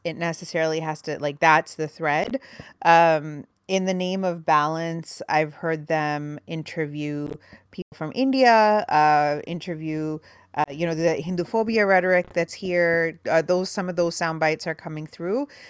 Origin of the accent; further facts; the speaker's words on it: Canada; I grew up in a house with like a, a, paper copy of the Toronto Star every morning, and we watched the CBC News every evening